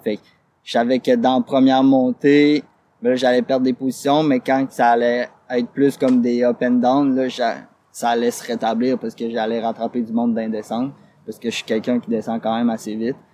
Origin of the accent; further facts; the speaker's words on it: Quebec, Canada; je suis québécois